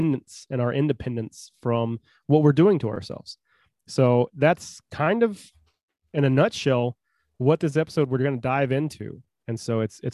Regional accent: United States; I am an American. I'm a red-blooded American

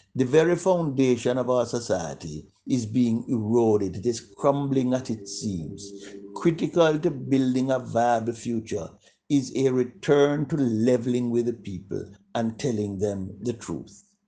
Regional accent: Jamaica; when we were growing up in Jamaica

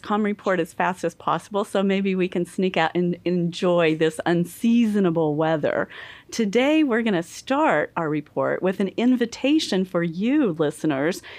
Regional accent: Goodwell, Oklahoma, United States; moved away; I'm from the Oklahoma Panhandle, a tiny little university town called Goodwell, Oklahoma

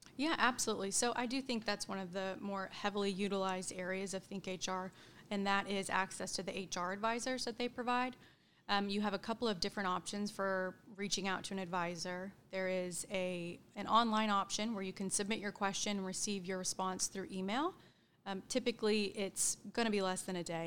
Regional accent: Edmond, Oklahoma, United States; also born or lived in Stillwater, Oklahoma; I grew up in Edmond, Oklahoma. Um, been there my whole life

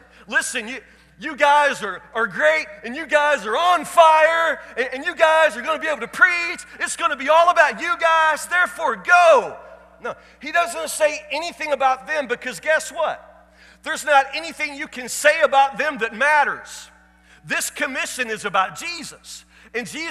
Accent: Woodburn, Kentucky, United States; I'm from Woodburn, Kentucky

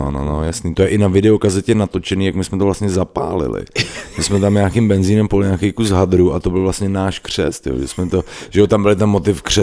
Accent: Brno, South Moravian Region, Czechia; my jsme z Brna, vy jste z Jelavy, vypadněte

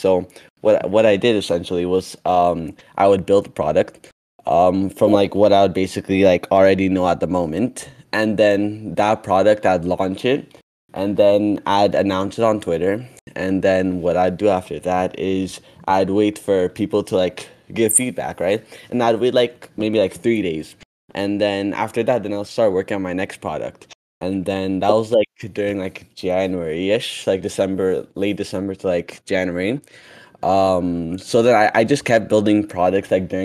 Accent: Canada; also born or lived in Ethiopia; I'm a 13-year-old from Canada, and I was originally born from Ethiopia. I came to Canada when I was 4, and now I'm 13

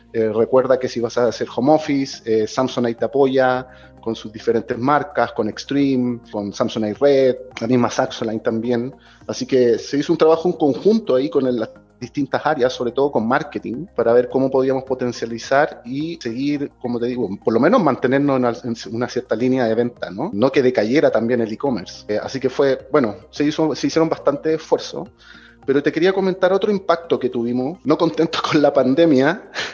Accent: Chile; moved away as an adult; now in Mexico; yo soy chileno.

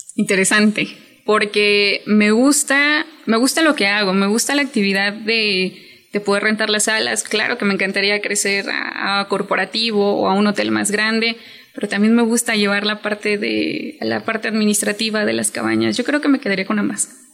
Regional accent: Chiapas, Mexico; yo soy de Chiapas y tengo 27 años

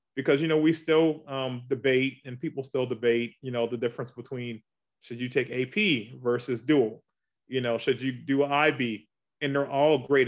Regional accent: Charleston, South Carolina, United States; moved away as an adult; now in Augusta, United States; I'm from Charleston, South Carolina, uh, born and raised there

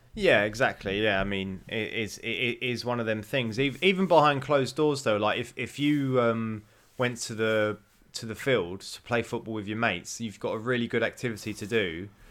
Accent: United Kingdom; I felt like being British was, was a sort of very sort of proud moment during them Olympics

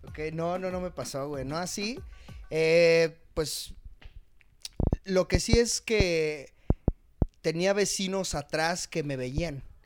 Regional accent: Chimalhuacán, State of Mexico, Mexico; moved away; desde que me salí de Chimalhuacán

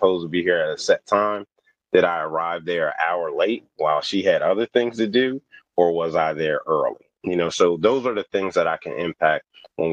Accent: New Jersey, United States; moved away as an adult; also born or lived in Delaware / West Virginia; I grew up born in Delaware, grew up in New Jersey, but then I went to school in West Virginia

